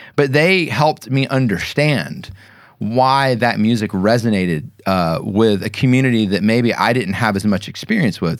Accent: Kennesaw, Georgia, United States; also born or lived in Fitzgerald, Georgia; My hometown, I consider Kennesaw

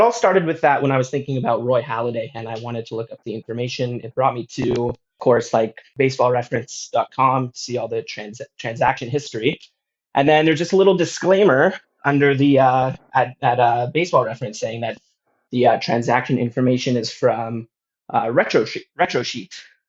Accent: Toronto, Ontario, Canada; now in Ho Chi Minh City, Vietnam; So I'm from Toronto, Canada, but I currently live in Ho Chi Minh City, Vietnam, and I'm a teacher here.

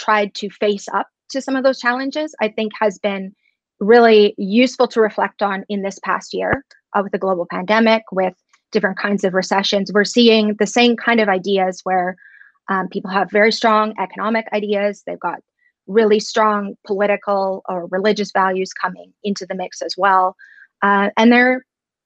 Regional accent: Edmonton, Alberta, Canada; I am born and raised in Edmonton, educated at the U

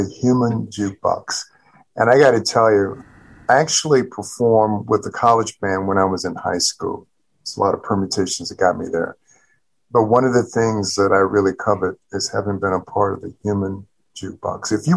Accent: South Louisiana, United States; now in Baltimore, United States; I'm coming from the Deep South and coming from South Louisiana.

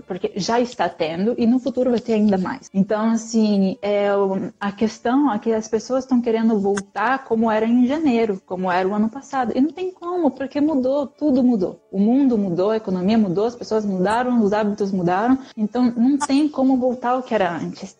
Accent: São Paulo, Brazil; moved away; eu sou de São Paulo, eu tenho mais informação de lá

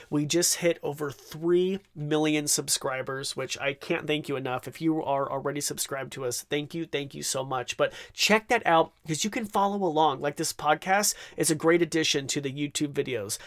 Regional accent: Idaho, United States; I'm from Idaho, so it's like that Idahoan potato in me

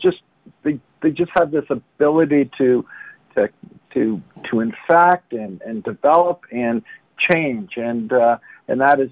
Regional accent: Toronto, Ontario, Canada; I am originally from Toronto, city boy, who went to school at the University of Toronto

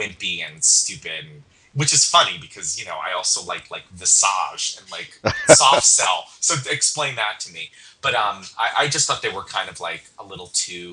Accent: New York, United States; now in Bay Area, United States; I grew up out near New York City

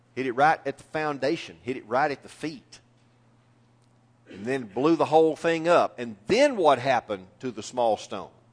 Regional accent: East Texas, United States; I am a lifelong Texan, and it gets even better than that. I'm a lifelong East Texan.

